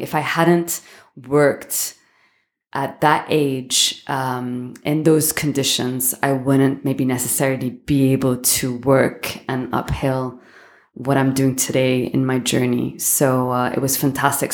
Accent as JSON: {"language": "English", "region": "London", "country": "United Kingdom", "tie": "born or raised there", "also_born_or_lived": "Hong Kong / Miami / Beirut / Switzerland", "moved": "as an adult", "lives_now": "Dubai, United Arab Emirates", "said": "born and raised in London."}